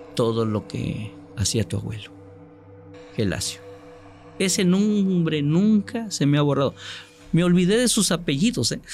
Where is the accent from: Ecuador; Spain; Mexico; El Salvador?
Mexico; Córdoba, Veracruz; also born or lived in Otatitlán, Veracruz; now in Tuxtepec, Mexico; Yo soy nativo de Córdoba, originario de Córdoba, Veracruz